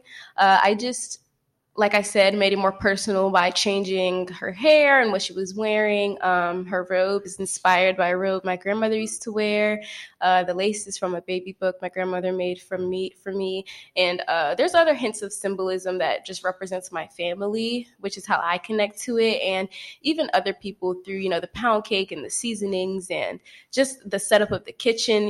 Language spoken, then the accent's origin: English; Temple Hills, Maryland, United States; I am from PG County, Maryland, more specifically like the Temple Hills area, closer to DC, not really from Baltimore